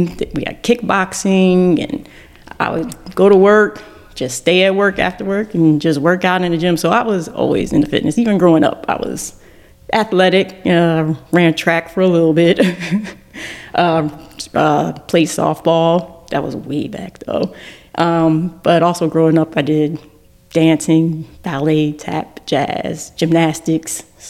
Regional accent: Plainfield, New Jersey, United States; moved away as an adult; also born or lived in Washington, D.C.; now in Maryland, United States; I'm from Plainfield, New Jersey.

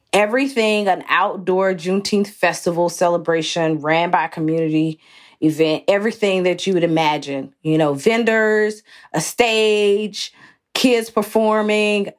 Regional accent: Athens, Georgia, United States; moved away as an adult; also born or lived in New York City; I grew up in Athens, Georgia, which is about sixty miles north of Atlanta

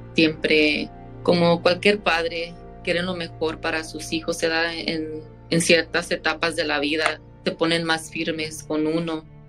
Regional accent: San Joaquin, California, United States; also born or lived in Fresno; Yo fui nacida en Fresno y toda mi niñez la he pasado aquí en, el valle. Crecí en un pueblito llamado San Joaquín.

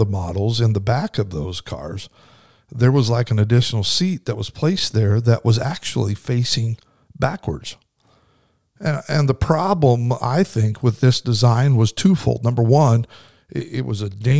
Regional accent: Kimberly, Idaho, United States; little town I grew up in Kimberly, Idaho, had a volunteer fire department.

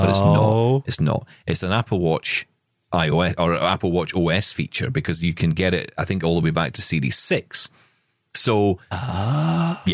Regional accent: Scotland, United Kingdom; I'm Scottish

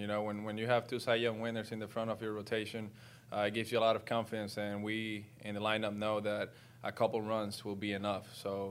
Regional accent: Puerto Rico; moved away; I got a plane going to Puerto Rico on Sunday, full of supplies, water, food, in order for me to help my hometown over there.

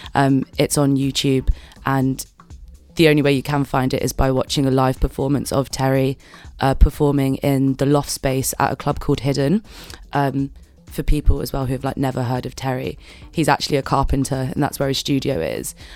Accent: London, United Kingdom; now in Manchester, United Kingdom; I'm, I'm from London, so I have only ever really, like, been out in, like, London and Manchester

